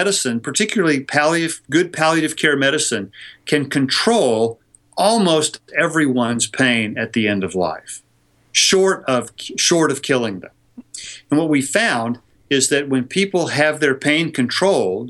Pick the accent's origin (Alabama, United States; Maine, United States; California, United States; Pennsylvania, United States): California, United States; my home state of California